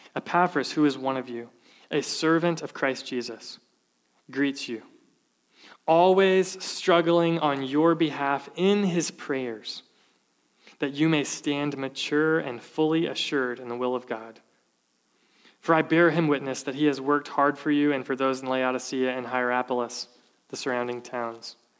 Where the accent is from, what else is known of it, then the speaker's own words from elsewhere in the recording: the South, United States; Growing up, I was from the South